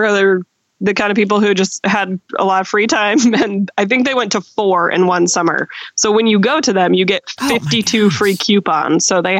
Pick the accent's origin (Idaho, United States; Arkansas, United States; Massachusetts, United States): Arkansas, United States; moved away as an adult; now in Mishawaka, United States; I grew up in Arkansas, and so I was home for Christmas. I went to school up here